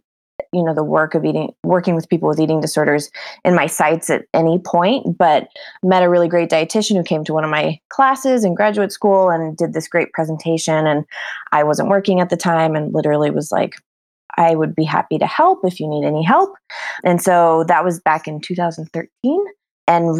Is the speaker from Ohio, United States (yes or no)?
no; New Mexico, United States; moved away as an adult; now in Bozeman, United States; So I currently live in Bozeman, Montana. We're kind of putting roots down here, but I'm originally from New Mexico.